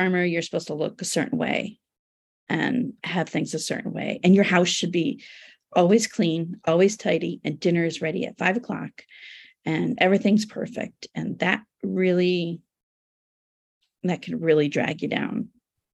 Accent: United States; also born or lived in Turkey; as an American and a woman

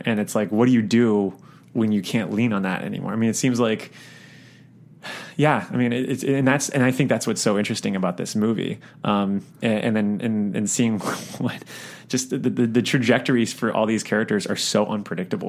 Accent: South Florida, United States; I'm from South Florida, which has a lot of like very big dividing lines in terms of class and structure and all. And I grew up in like some nice neighborhoods

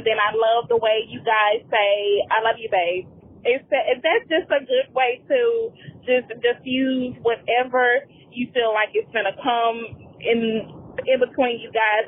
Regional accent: Mississippi, United States; moved away as an adult; now in Texas, United States; I was born and raised in Mississippi, moved to Texas

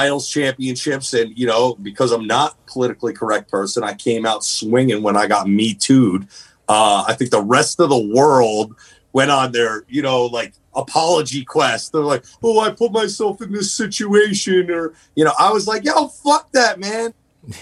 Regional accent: New Jersey, United States; I come from Jersey

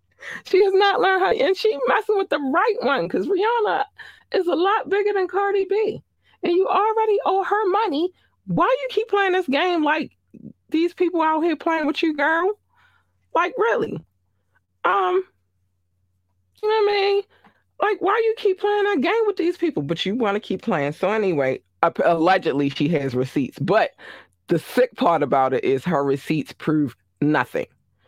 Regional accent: Baltimore, Maryland, United States; I remember I was in, because I'm from Baltimore, Maryland.

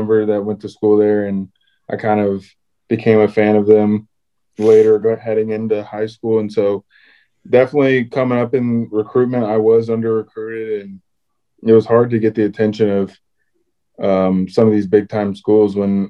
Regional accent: Lowndes County, Georgia, United States; I always grew up growing up in Lowndes County.

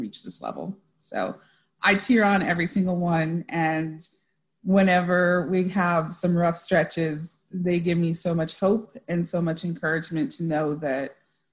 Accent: El Paso, Texas, United States; I grew up in El Paso, Texas. My family is originally from Mexico

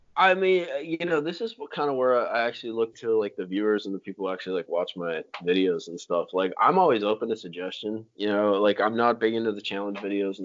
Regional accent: Florida, United States; moved away

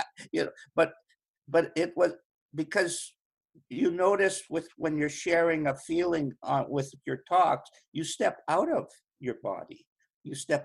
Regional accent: Winnipeg, Manitoba, Canada; when I was 5 and 6 years old, I come from Winnipeg, the middle of Canada.

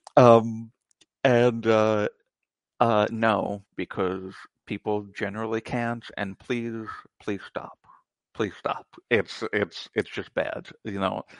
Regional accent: United States; I'm American

